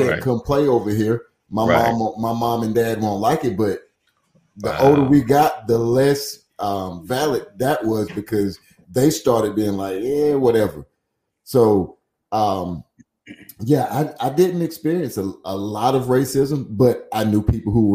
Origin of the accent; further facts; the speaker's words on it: South Carolina, United States; moved away; I grew up in South Carolina.